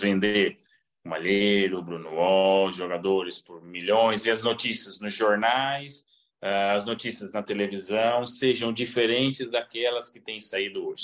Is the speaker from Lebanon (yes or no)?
no; Belém, Pará, Brazil; now in Porto, Portugal; eu vivi boa parte da minha infância também em Belém, porque meu pai jogou no Remo